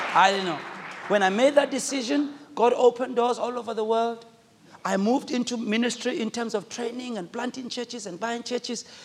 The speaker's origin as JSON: {"language": "English", "country": "South Africa", "said": "I speak as a South African"}